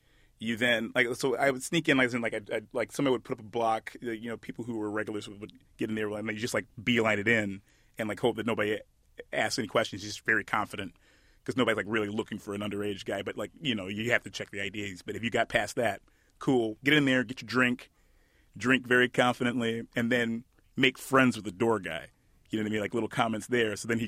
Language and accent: English; Detroit, Michigan, United States; My experience in Detroit is kind of unique, but not entirely unique. I went to, growing up